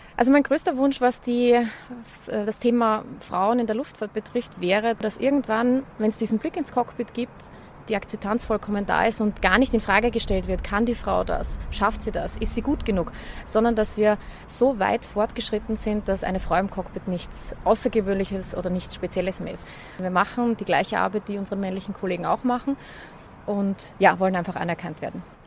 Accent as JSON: {"language": "German", "town": "Schwechat", "region": "Lower Austria", "country": "Austria", "tie": "born or raised there", "said": "mein früherer Wohnort, wo ich aufgewachsen bin, die Einflugschneise von Wien in Schwächert"}